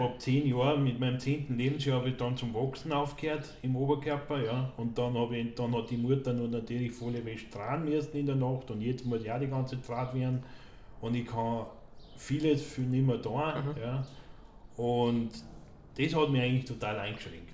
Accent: Austria; in meiner Heimatgemeinde in Tolgau

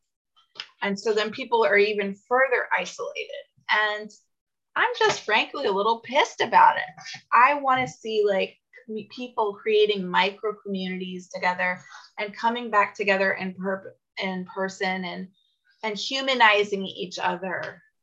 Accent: United States

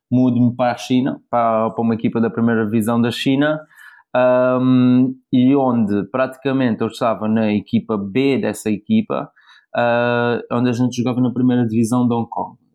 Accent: Portugal; also born or lived in South Africa; Então, praticamente eu nasci na África do Sul, uh, os meus pais, o meu pai pai português, a minha mãe um bocado de mistura português com holandesa, uh, entretanto a gente saiu da África do Sul, foi viver para Portugal, eu só tinha um ano

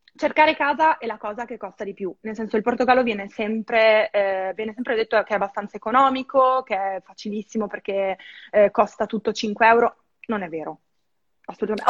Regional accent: Verona, Veneto, Italy; moved away as an adult; now in Lisbon, Portugal; la mia vita a Verona, perché vengo da Verona

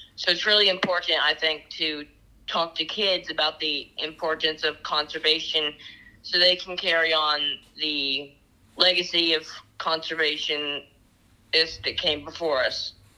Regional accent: Chattanooga, Tennessee, United States; I'm 13 from Chattanooga, Tennessee

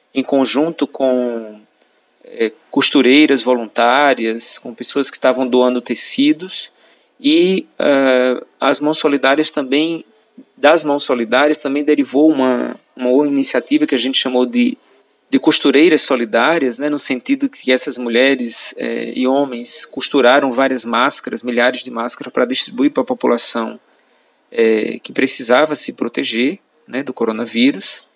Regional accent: Iguaraci, Pernambuco, Brazil; eu sou natural de Jabitacá, é, distrito do município de Guaraci, aqui no sertão do Pajeú, pernambucano

